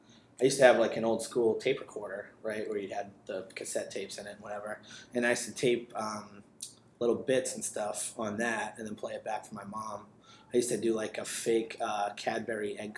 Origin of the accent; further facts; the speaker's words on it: Attleboro, Massachusetts, United States; also born or lived in New York; I grew up in Attleboro, lived here most of my life